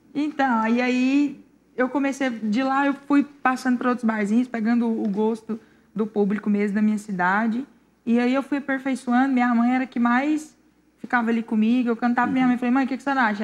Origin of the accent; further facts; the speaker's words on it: Pires do Rio, Goiás, Brazil; Eu sou de Pires do Rio Goiás, cidade boa